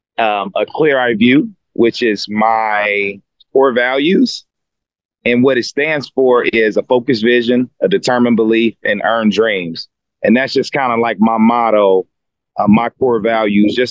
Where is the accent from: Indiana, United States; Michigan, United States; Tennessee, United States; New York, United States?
Indiana, United States; Fort Wayne